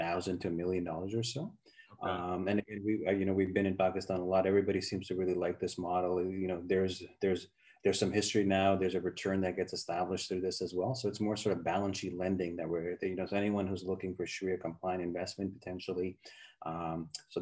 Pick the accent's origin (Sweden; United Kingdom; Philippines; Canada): Canada; moved away as an adult; also born or lived in United States; I grew up in Canada, been in the U.S. for many years.